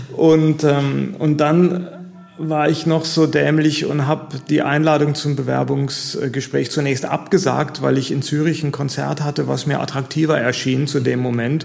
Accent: Taunus, Hesse, Germany; moved away as an adult; also born or lived in Freiburg / Italy / Ruhr; now in Neuwied, Germany; aufgewachsen im Taunus

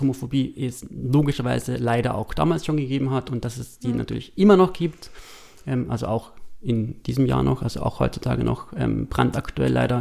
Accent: East Tyrol, Austria; moved away; als Tiroler, Osttiroler Junge

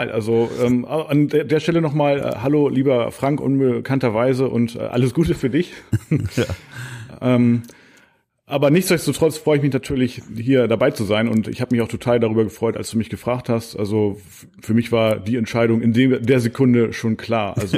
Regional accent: Horneburg, Lower Saxony, Germany; Also genau genommen komme ich auch gar nicht aus Buxtehude, sondern aus Horneburg.

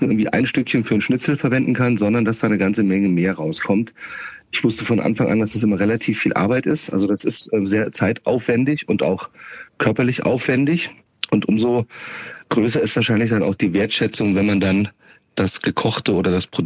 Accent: Schauenburg, Hesse, Germany; Kassel bin ich geboren, ein bisschen westlich ähm, von Kassel aufgewachsen in Schaumburg-Elgershausen.

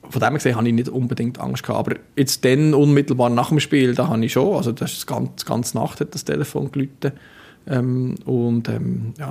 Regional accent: Bern, Switzerland; ich bin nicht als Berner auf dem Platz

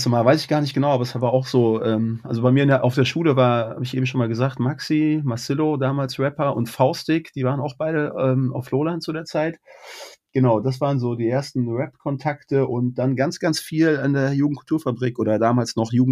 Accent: Berlin, Germany; also born or lived in Kassel / Moosbach; Nee, ich bin in, äh, tatsächlich in Berlin geboren und da auch aufgewachsen, so bis ich zwölf war ungefähr. Und dann bin ich mit meiner Mom nach Kassel gezogen

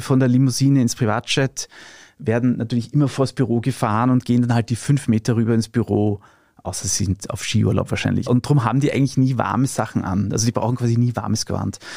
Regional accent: Austria; bei uns in Österreich

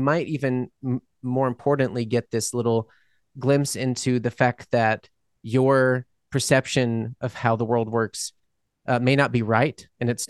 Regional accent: Mississippi, New Orleans, the South, United States; moved away as an adult; now in Germany; I was born in Mississippi and yeah. And then we lived in New Orleans for a long time.

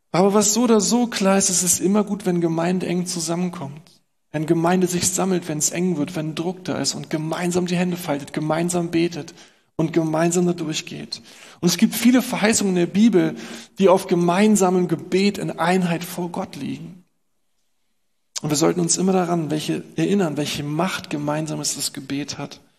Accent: Berlin, Germany; Und sie sagt uns, was wir als Berliner natürlich auch nicht hören wollen.

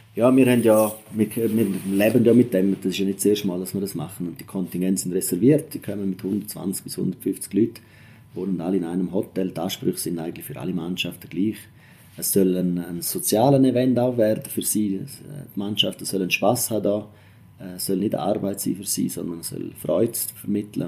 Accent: Engadin, Graubünden, Switzerland; moved away; ich komme ja aus dem Engadin ursprünglich

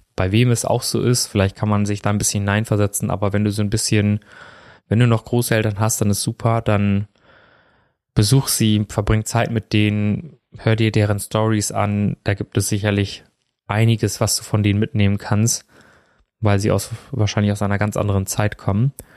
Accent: Germany; also born or lived in India; Ich bin ja in Indien geboren und bin ja relativ früh, also knapp unter zwei war ich, wo ich hier nach Deutschland gekommen bin und bin ja auch hier aufgewachsen

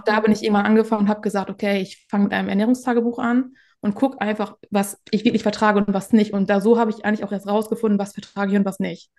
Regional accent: Northern Germany, Germany; komme aus dem Norden

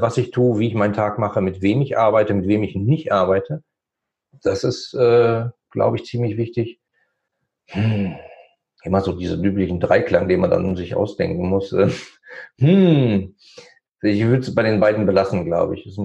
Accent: Germany; weil das mein Heimatland ist und ich fühle mich da wohl.

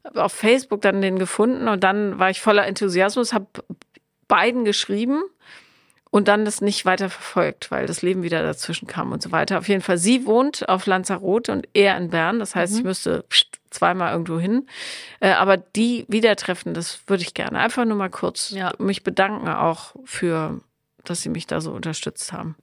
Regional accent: area with licence plate BM, North Rhine-Westphalia, Germany; now in Berlin, Germany; Da, wo ich aufgewachsen bin, ist das Kennzeichen BM

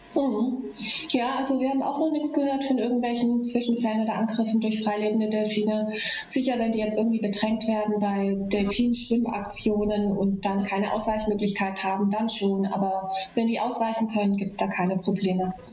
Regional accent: Germany; Bei uns in Deutschland

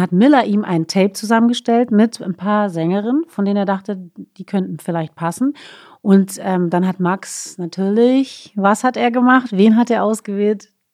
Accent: Berlin, Germany; first language German; also born or lived in Stuttgart; wir Berliner sind extrem offensiv, offenherzig

